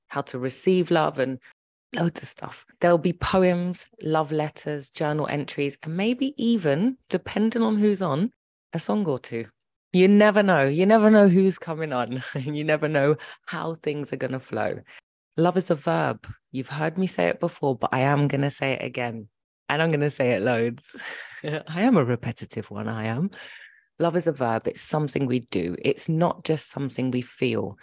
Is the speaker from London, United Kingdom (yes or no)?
yes; London, United Kingdom; also born or lived in Birmingham; We lived in Birmingham, m, but they separated and she left to London, um, and started a new life with us